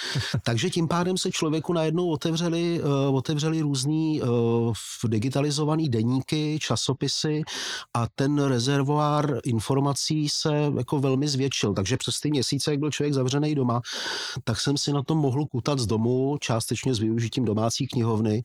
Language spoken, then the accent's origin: Czech; Plzeň, Plzeň Region, Czechia; hokejový to tým mého rodného města